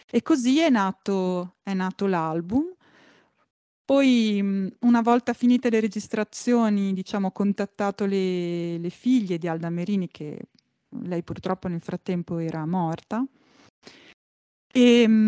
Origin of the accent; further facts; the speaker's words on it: Italy; che è anche stato il mio ritorno in Italia, quindi un trasloco un, indietro in qualche modo nella mia terra di origine